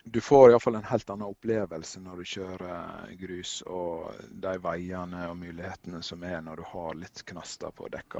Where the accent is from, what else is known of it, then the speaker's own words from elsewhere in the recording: Førde, Vestland, Norway; Førde, der jeg kommer fra